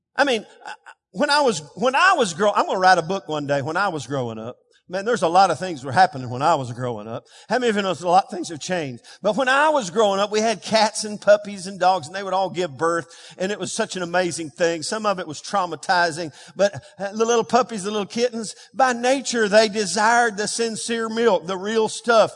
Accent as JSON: {"language": "English", "region": "Texas", "country": "United States", "tie": "born or raised there", "said": "I grew up on Friday night lights, Texas"}